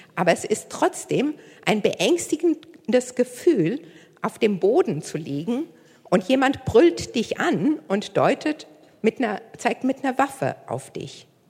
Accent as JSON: {"language": "German", "area": "near Koblenz", "region": "Rhineland-Palatinate", "country": "Germany", "moved": "as an adult", "lives_now": "Hamburg, Germany", "said": "Ich komme ursprünglich nicht aus Hamburg. Äh, ich komme aus der Nähe von Koblenz"}